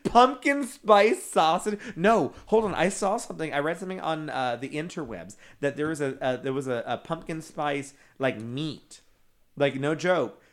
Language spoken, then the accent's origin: English; Texas, United States; I'm from Sharks, Texas.